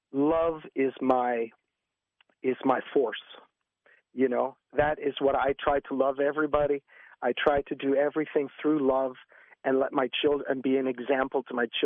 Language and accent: English; Quebec, Canada; You know, I'm from French Canada, so yeah, that's what it is.